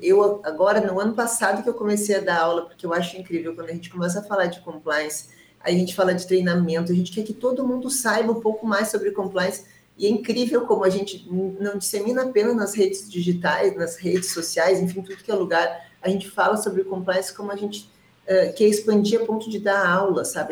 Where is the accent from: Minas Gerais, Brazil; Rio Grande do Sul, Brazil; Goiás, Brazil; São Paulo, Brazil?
Rio Grande do Sul, Brazil; eu sou gaúcho